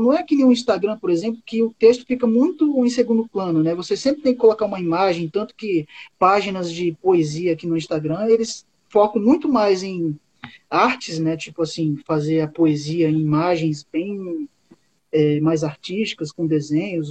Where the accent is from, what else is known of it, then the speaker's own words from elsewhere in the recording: Boca do Acre, Amazonas, Brazil; now in Acre, Brazil; eu moro no Acre, só que eu não sou acriano, eu sou amazonense. Eu nasci no município do Amazonas que curiosamente se chama Boca do Acre